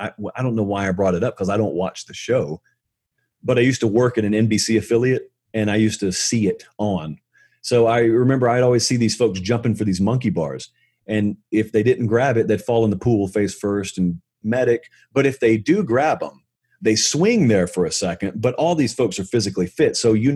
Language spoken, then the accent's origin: English; Boulder, Colorado, United States; I went to it when I was growing up in Boulder.